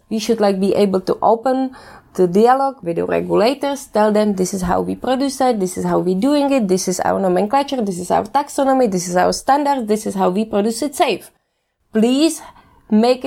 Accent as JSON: {"language": "English", "town": "České Budějovice", "region": "South Bohemian Region", "country": "Czechia", "tie": "born or raised there", "said": "When I was studying agriculture in Budweis, in my hometown in Czech Republic"}